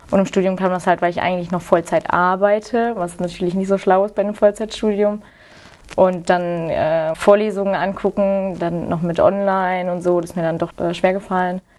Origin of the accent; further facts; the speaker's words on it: Engelskirchen, North Rhine-Westphalia, Germany; Ich komme aus Engelskirchen, das ist bei der Nähe in, von Köln.